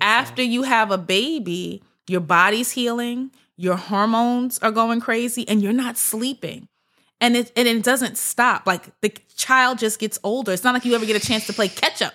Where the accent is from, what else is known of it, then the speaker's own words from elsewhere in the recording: New York City, New York, United States; I'm from Brooklyn. My whole family, we lived in Brooklyn.